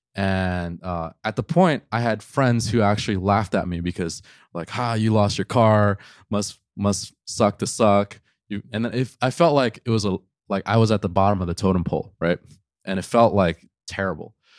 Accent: New York City, New York, United States; I grew up in New York City

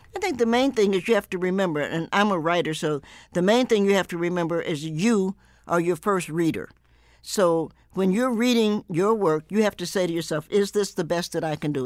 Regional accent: the South, United States; I grew up in the South

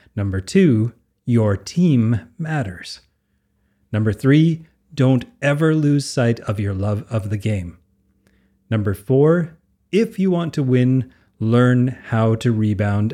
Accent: Canada; I'm Canadian, so I played a lot of hockey

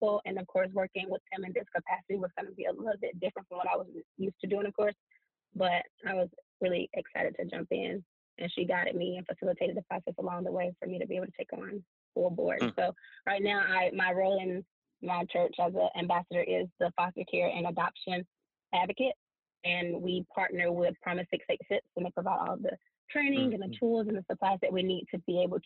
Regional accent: Atlanta, Georgia, United States; also born or lived in Wooster, Ohio; I grew up, born and raised in Atlanta, East Atlanta

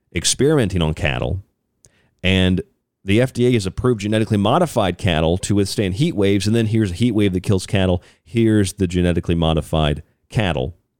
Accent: Florida, United States; I'm from Florida

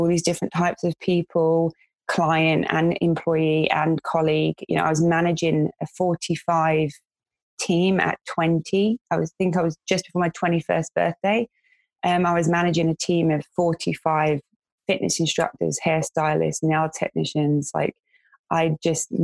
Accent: London, United Kingdom; moved away as an adult; In my area where I grew up in West London, it was you go to college, you get a trade

